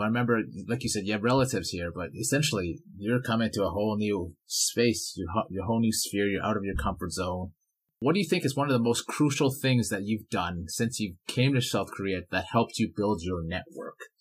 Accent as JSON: {"language": "English", "town": "Vancouver", "region": "British Columbia", "country": "Canada", "tie": "born or raised there", "moved": "yes", "lives_now": "Edmonton, Canada", "said": "I grew up in Vancouver, BC, and then I moved to Edmonton"}